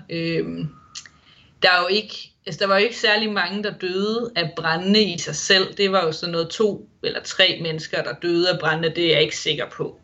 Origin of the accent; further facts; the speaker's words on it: Denmark; moved away as an adult; now in Wollongong, Australia; Det har jo nu altid været vinter på min fødselsdag hjemme i Danmark